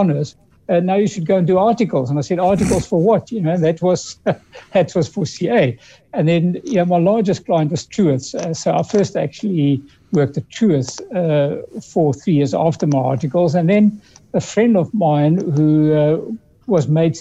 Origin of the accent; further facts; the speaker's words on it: Cape Town, Western Cape, South Africa; also born or lived in Europe; I grew up in the Western Cape in First Observatory and then Woodstock